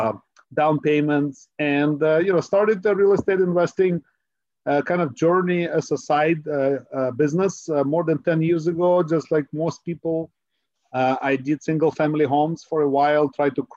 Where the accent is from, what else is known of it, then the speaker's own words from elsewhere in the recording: Ukraine; now in Silicon Valley, United States; my background is I was born in Ukraine. I'm an immigrant, a first generation immigrant. And I came to the United States